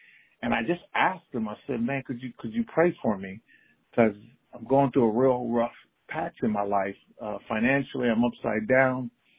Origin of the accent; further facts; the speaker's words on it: Inglewood, California, United States; moved away as an adult; now in Portland, United States; Yeah, I'm from Inglewood, South Central LA. I am a child of that city, and that's where my upbringing and roots are.